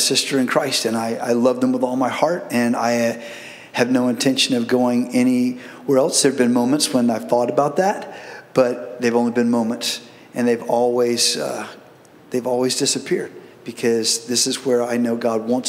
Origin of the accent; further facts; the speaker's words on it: East Coast, United States; moved away; I'm from the East Coast, and I come from a big family that I love dearly